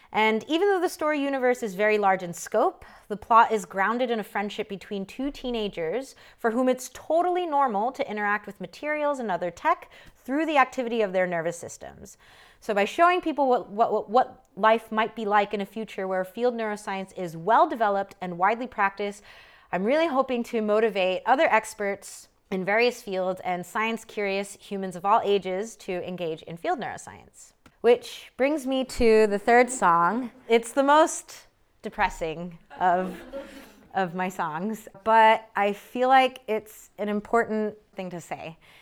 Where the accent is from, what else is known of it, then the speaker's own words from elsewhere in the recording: United States; an American born to Korean immigrants